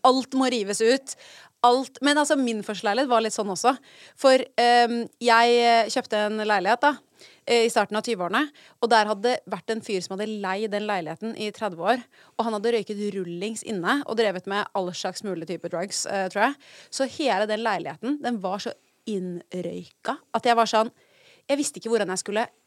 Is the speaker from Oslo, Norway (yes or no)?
yes; Oslo, Norway; jeg er fra Oslo